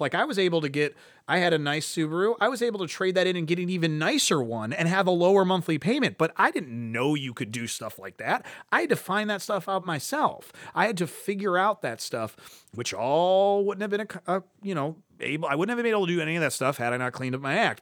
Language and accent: English; Cleveland, Ohio, United States; I grew up in Ohio City